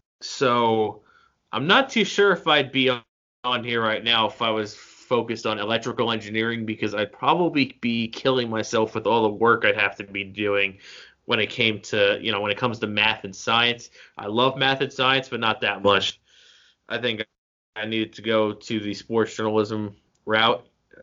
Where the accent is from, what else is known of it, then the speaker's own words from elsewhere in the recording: Jackson, New Jersey, United States; moved away as an adult; now in Bridgeport, United States; I'm from beautiful Jackson, New Jersey, home of Six Flags Great Adventure.